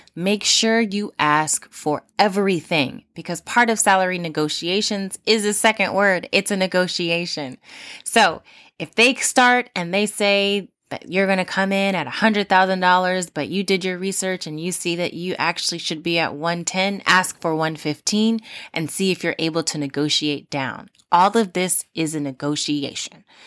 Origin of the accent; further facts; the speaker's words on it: Los Angeles County, California, United States; from my hometown, uh, well, home county, um, Los Angeles, California